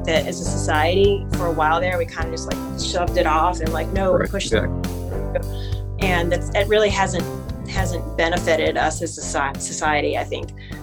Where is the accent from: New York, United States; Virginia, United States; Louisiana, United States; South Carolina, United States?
Louisiana, United States; New Orleans; I am born and raised in New Orleans, Louisiana. And I've lived here, like I said, I've lived here my entire life.